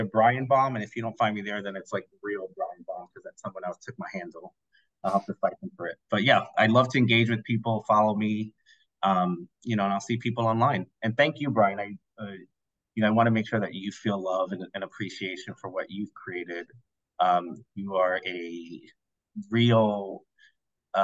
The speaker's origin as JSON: {"language": "English", "country": "Puerto Rico", "said": "I'm also, again, Puerto Rican"}